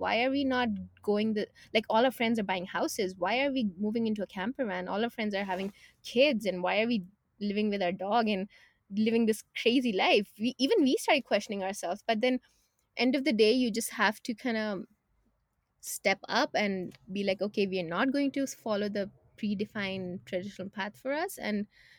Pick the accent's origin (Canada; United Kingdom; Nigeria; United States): Canada; So just to give you a little background, we are from Canada, right?